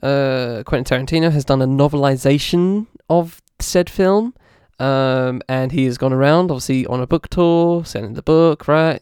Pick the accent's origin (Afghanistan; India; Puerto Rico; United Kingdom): United Kingdom; as a British person